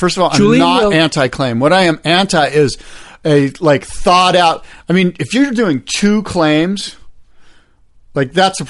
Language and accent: English; United States; What I am is an American, a United States of America citizen.